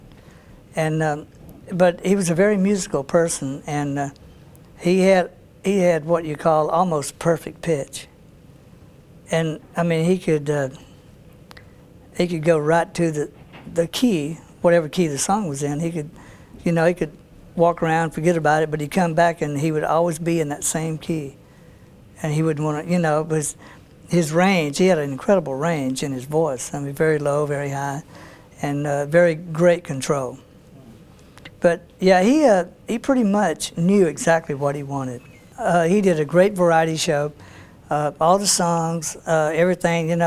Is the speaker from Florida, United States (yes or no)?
no; Shreveport, Louisiana, United States; my hometown, Shreveport